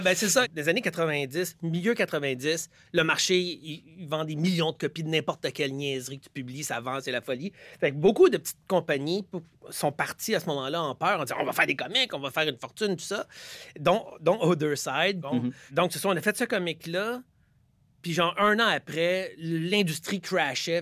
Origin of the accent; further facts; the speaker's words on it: Quebec, Canada; en tant que Québécois, j'étais plus en train de lire Tintin